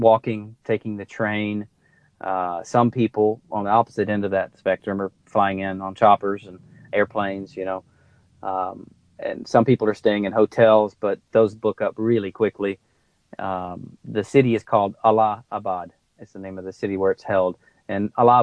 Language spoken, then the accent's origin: English; United States; I'm an American